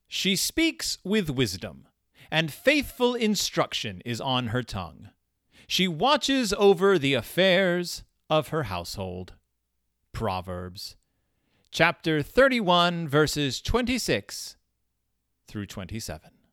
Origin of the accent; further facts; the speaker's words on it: Texas, United States; I grew up in Texas